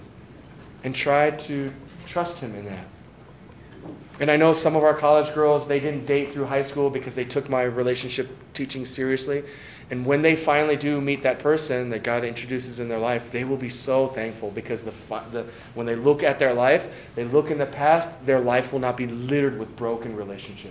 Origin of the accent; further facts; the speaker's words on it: St. Louis, Missouri, United States; I grew up in St. Louis.